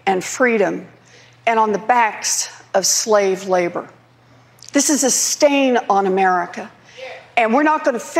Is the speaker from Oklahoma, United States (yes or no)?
yes; Oklahoma, United States; moved away; also born or lived in Massachusetts; I grew up in Oklahoma.